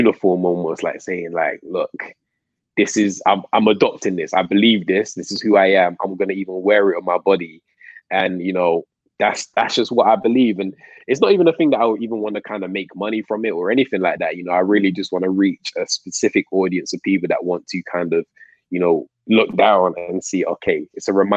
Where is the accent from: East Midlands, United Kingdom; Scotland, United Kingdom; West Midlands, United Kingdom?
West Midlands, United Kingdom; Coventry; moved away as an adult; also born or lived in London; now in Manchester, United Kingdom; I was born in London, but my family moved to Coventry